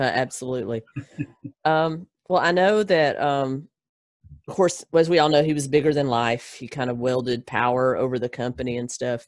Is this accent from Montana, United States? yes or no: no; Gadsden, Alabama, United States; originally, a little town called Gadsden, Alabama